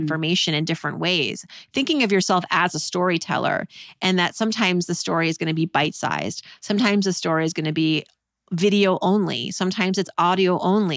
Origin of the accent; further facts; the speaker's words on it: Worcester, Massachusetts, United States; moved away; also born or lived in New York; growing up in Worcester, Massachusetts